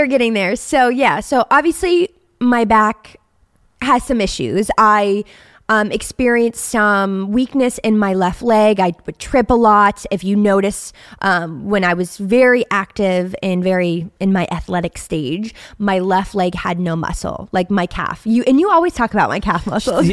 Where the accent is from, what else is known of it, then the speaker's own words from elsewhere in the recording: Steubenville, Ohio, United States; I was born in a small town called Steubenville, Ohio